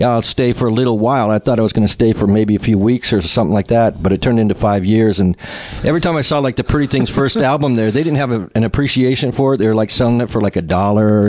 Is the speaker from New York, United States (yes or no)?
no; Long Beach, California, United States; moved away as an adult; also born or lived in London / Jamaica; I grew up in Long Beach and I played in bands through all my teenage years